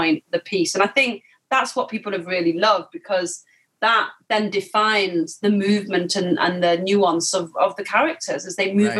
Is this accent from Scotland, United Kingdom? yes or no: no; Manchester, North West England, United Kingdom; moved away; also born or lived in London; I'm from Manchester